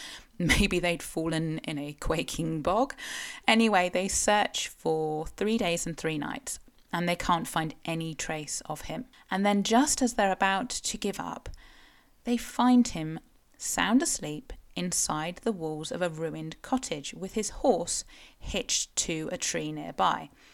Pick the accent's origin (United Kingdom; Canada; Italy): United Kingdom; South West England; I am a Cornish writer and blogger and sometimes podcaster